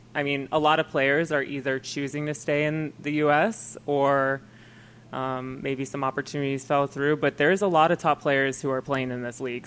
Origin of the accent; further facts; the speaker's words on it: Minnesota, United States; moved away; growing up in Minnesota